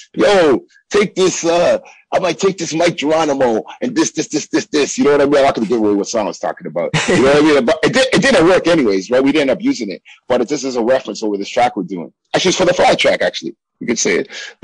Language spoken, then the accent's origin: English; Toronto, Ontario, Canada; we come from Canada